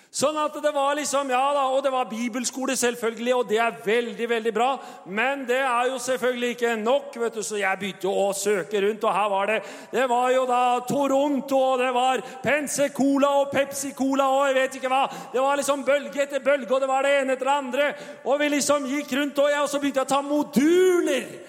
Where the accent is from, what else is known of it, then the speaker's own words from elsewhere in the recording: Tønsberg, Vestfold, Norway; Og min kone og jeg, vi kommer jo fra Tønsberg og har jo vår bakgrunn